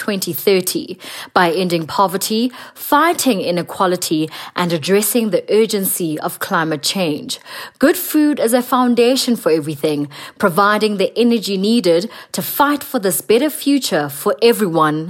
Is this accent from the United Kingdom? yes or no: no; South Africa; from South Africa, a celebrity TV chef